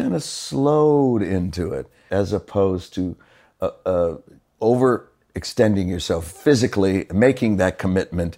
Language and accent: English; Los Angeles, California, United States; I'm from L.A., born and raised out there